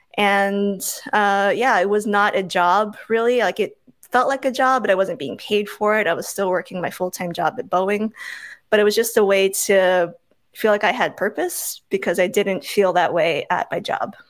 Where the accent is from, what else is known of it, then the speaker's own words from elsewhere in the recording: Oahu, Hawaii, United States; moved away as an adult; also born or lived in Tacoma, Washington; I grew up in Hawaii on the island of Oahu.